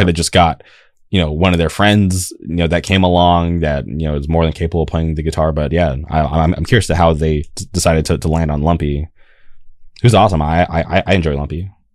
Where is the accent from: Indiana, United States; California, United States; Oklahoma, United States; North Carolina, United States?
California, United States; Palm Springs; also born or lived in Orange County, California; I grew up in the Palm Springs area, and then I moved to Orange County.